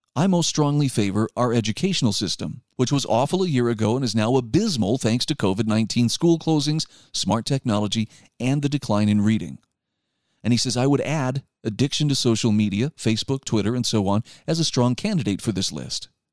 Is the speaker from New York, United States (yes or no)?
no; Utah, United States; my home state of Utah